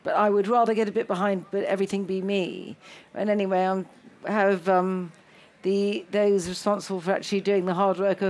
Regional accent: London, United Kingdom; also born or lived in Italy; I'm a Londoner, therefore that's what I come from, a cosmopolitan melting pot

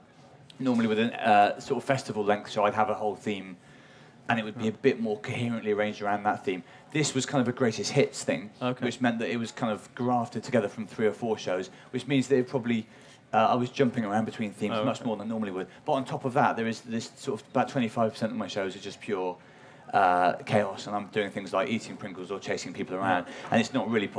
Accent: Wales, United Kingdom; accent: Welsh; my accent's changed, which is awkward. There's a whole extra where I'm doing a show at the Bloomsbury Theatre 3 years ago, and I was fully Welsh.

